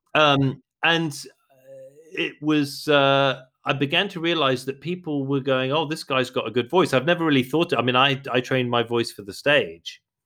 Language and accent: English; London, United Kingdom; I'm a Londoner. I was born in London. I grew up in London